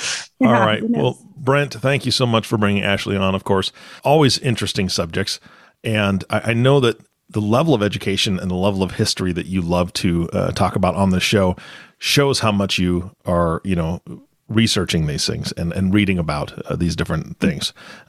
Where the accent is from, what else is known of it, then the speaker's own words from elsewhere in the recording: Taipei, Taiwan; born there; I was born in Taipei, Taiwan. And when I was a kid, you know, if a teacher, one of my teachers found out, the inevitable question would always be, oh, do you have Made in Taiwan on your foot?